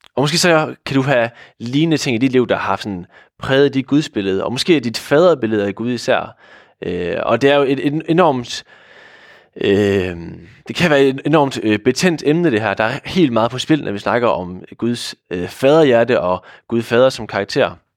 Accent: Hvide Sande, Central Denmark Region, Denmark; moved away as an adult; now in Odense, Denmark; oprindeligt så er jeg fra Hvide Sande

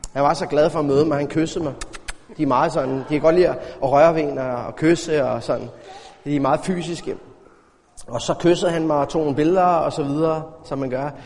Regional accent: Denmark; som dansker

